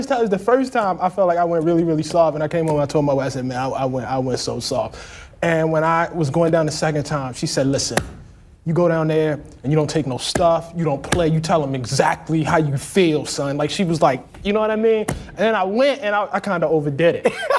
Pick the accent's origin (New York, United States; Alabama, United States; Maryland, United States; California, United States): Maryland, United States; Baltimore; When I grew up in West Baltimore